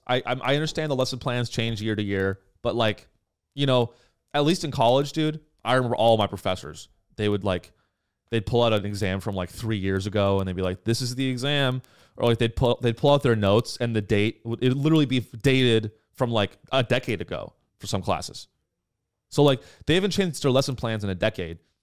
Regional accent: California, United States; I grew up in California

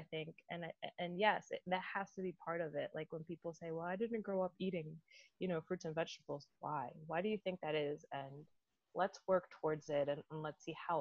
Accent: Dominican Republic; now in United States; growing up in the Dominican Republic, like in our house in the Dominican Republic, we have a mango tree

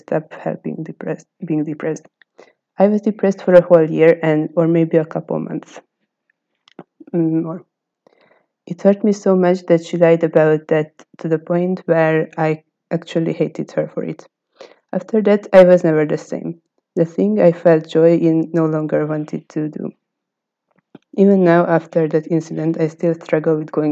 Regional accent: Hungary; from Hungary

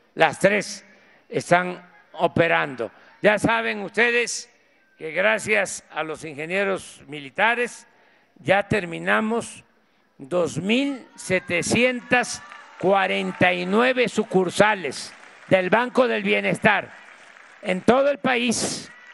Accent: Mexico; Así somos los mexicanos

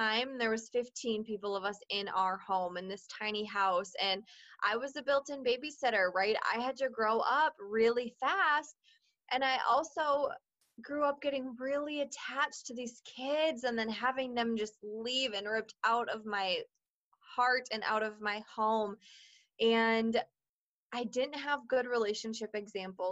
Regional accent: Minnesota, United States; also born or lived in Washington; I was born in Washington and have grown up and lived my entire life in Minnesota

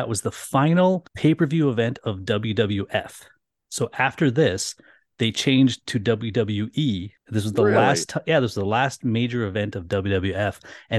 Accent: Canada; being two Canadian kids, we thought we would have a fun chat about the last WrestleMania that was anywhere but in America.

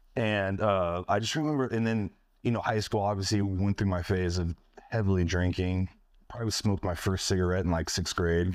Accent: Northern California, United States; moved away; I'm from California

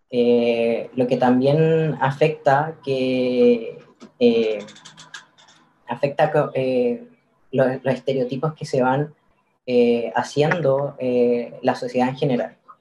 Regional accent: Curicó, Maule, Chile; moved away as an adult; now in Santiago, Chile; yo soy de Curicó, en Curicó el, tema sobre las disidencias casi no, se tocaba. Eh, en el colegio no

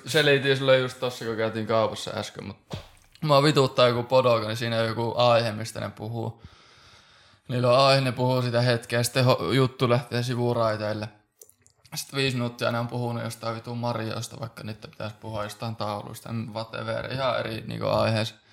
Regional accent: Oulu, North Ostrobothnia, Finland; moved away as an adult; also born or lived in Helsinki/Espoo; now in Helsinki, Finland; molemmat ollaan Oulusta

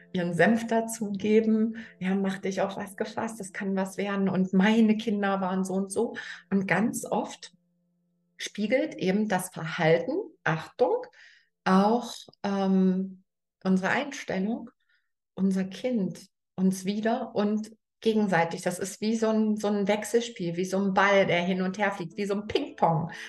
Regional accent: Germany; ich bin in der DDR groß geworden

